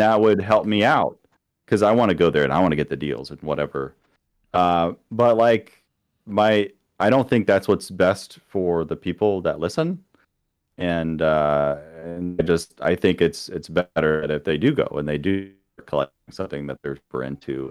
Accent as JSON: {"language": "English", "region": "Florida", "country": "United States", "tie": "born or raised there", "also_born_or_lived": "Kansas City", "moved": "as an adult", "lives_now": "Missouri, United States", "said": "coming from Florida, my hometown had, the poverty rate was twice the national average"}